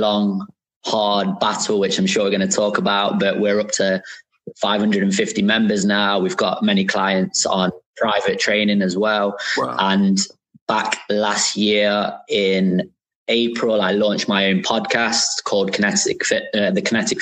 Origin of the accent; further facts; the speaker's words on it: Nottingham, East Midlands, United Kingdom; I'm from Nottingham, but you guys would probably say Nottingham